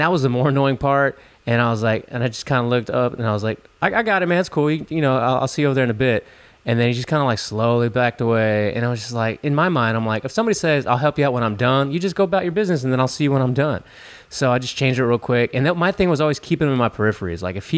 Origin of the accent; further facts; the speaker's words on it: Chicago, Illinois, United States; I'm from Chicago. You know, I know how it goes down that I'm in H-Town.